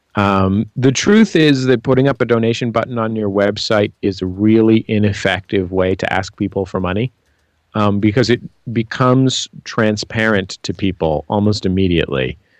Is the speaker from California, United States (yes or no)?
yes; San Francisco, California, United States; I'm from San Francisco